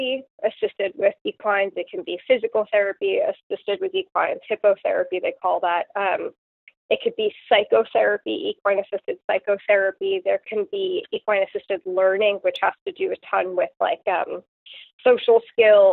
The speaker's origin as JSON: {"language": "English", "area": "Long Island, Suffolk County", "region": "New York", "country": "United States", "tie": "born or raised there", "moved": "as an adult", "lives_now": "Chesapeake, United States", "said": "I grew up on Long Island, which is outside the city, and in Suffolk County"}